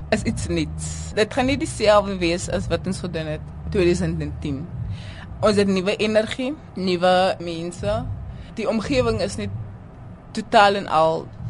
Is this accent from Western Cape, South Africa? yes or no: yes; George, Western Cape, South Africa; moved away; ek is oorspronklik van George